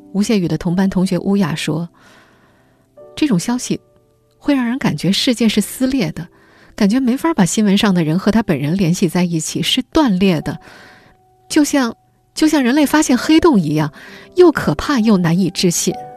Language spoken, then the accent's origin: Chinese; China; 我们中国人